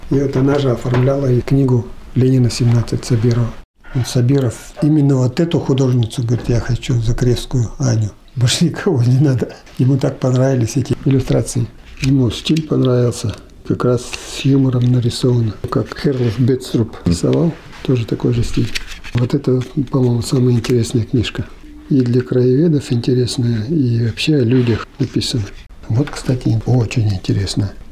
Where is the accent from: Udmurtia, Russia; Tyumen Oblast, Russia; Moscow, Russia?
Udmurtia, Russia; Kizner; Я сам Кизнерский. Увидел его стихи в «Удмуртской правде».